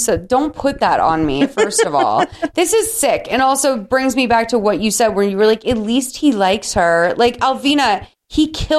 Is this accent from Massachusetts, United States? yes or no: yes; Boston, Massachusetts, United States; born or raised there